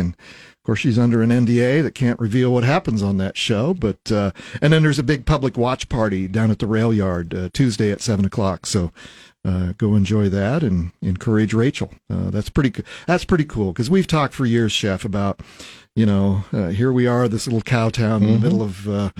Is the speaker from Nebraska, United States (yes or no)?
yes; Lincoln, Nebraska, United States; I grew up primarily here in Lincoln